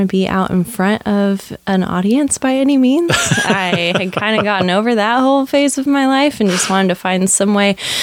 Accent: Newberg, Oregon, United States; also born or lived in Kansas; now in Portland, United States; I grew up in Newburgh. I'm born and raised in Oregon

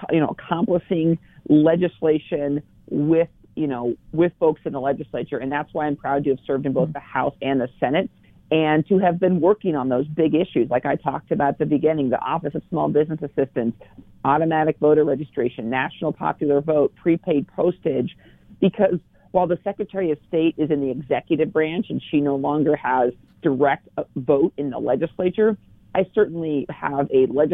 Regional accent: Dufur, Oregon, United States; also born or lived in The Dalles, Oregon; I grew up in Wasco County in Duffer, a town of about 550 people when I lived there. Eventually moved to the bright lights and big city of the Dalles

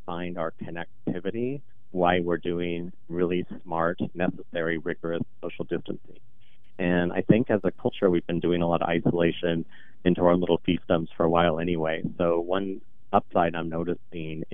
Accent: Portland, Oregon, United States; I'm born and raised here in Portland. I'm the youngest of 8 with deep North Portland roots.

